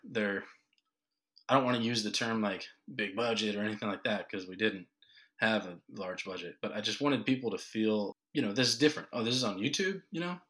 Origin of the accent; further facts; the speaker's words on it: Ohio, United States; now in North Carolina, United States; I'm from Ohio